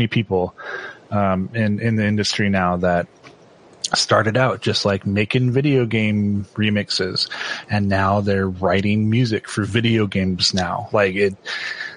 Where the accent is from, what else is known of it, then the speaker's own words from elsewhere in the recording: Washington, United States; moved away as an adult; also born or lived in Idaho / Utah; I grew up in Washington State